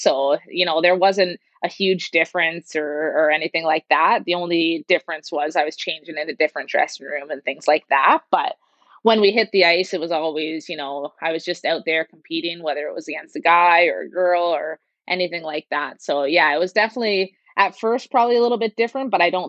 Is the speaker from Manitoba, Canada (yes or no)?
no; Brampton, Ontario, Canada; And so I grew up playing in Brampton for the Brampton Candidates.